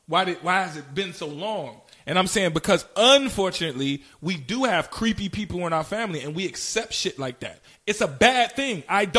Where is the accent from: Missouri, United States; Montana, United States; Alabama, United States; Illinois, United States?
Illinois, United States; Chicago; I'm from Chicago, and since I've grown up knowing that he's always been a creep.